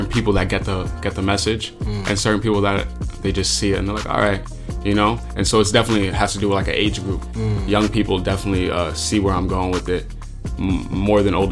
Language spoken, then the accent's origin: English; New York City, New York, United States; growing up in Flatbush